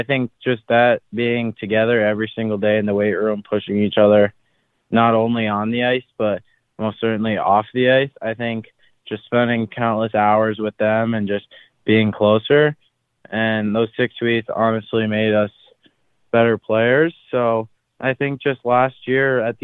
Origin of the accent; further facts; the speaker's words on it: Amherst, Massachusetts, United States; from Amherst, Massachusetts. Grew up there my whole life.